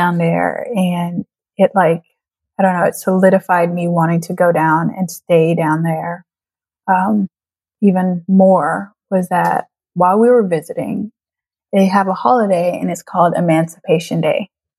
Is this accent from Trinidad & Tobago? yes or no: yes; Trinidad & Tobago; And I am bringing people to my home country and allowing them to experience Trinidad and Tobago